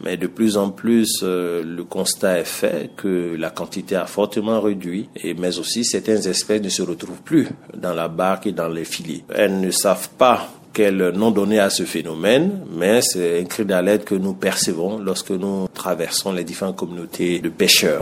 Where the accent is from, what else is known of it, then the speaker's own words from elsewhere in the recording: Côte d’Ivoire; en tant qu'ivoirien